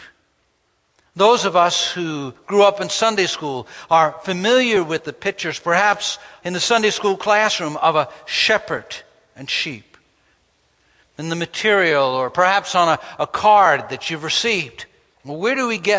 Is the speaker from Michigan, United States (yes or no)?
no; New York, United States; When I grew up in New York, I attended a grammar